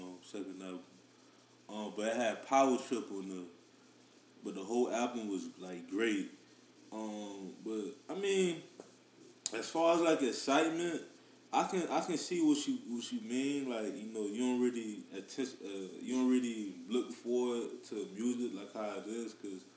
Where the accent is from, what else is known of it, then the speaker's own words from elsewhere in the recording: Miami, Florida, United States; I'm still from Miami